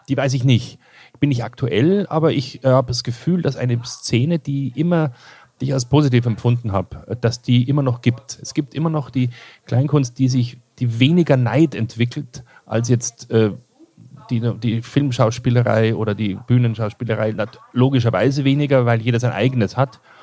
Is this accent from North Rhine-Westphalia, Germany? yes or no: no; Kirchseeon, Bavaria, Germany; also born or lived in Ebersberg; ich bin in Kirchseeon aufgewachsen und Ebersberg